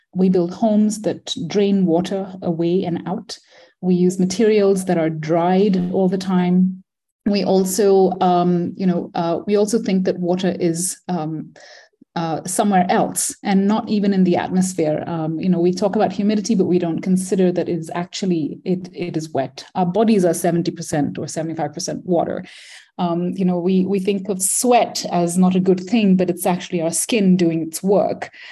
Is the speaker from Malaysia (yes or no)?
yes; Malaysia; moved away as an adult; also born or lived in India / Manipal, India / Philadelphia, United States; I grew up in Malaysia, born in India, grew up in Malaysia, um, spent all my childhood there